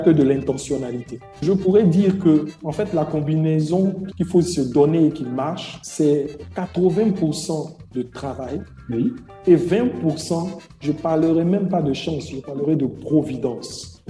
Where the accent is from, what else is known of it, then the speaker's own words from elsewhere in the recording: Côte d’Ivoire; je suis ivoirien et je vis en Côte d'Ivoire